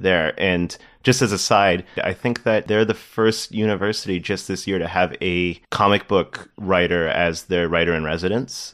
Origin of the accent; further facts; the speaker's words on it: Toronto, Ontario, Canada; also born or lived in Windsor; I grew up in Toronto